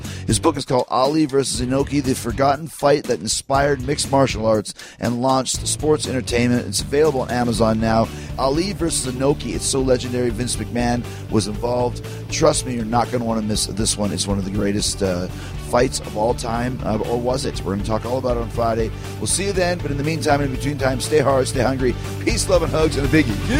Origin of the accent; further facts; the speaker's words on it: Winnipeg, Manitoba, Canada; my Words of Jericho show in my hometown of Winnipeg